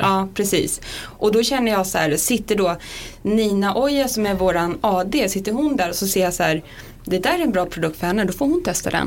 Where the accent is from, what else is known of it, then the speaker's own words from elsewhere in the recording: Sundsvall, Västernorrland County, Sweden; Jag är från Sundsvall. Mm. Där hade vi Åhléns. Där hängde jag runt om diskarna